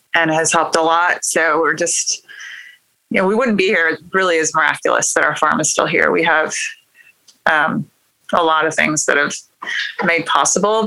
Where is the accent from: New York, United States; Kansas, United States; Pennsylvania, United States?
Kansas, United States; moved away as an adult; now in Oklahoma, United States; actually Kansas on a wheat farm in Kansas. So I grew up in farming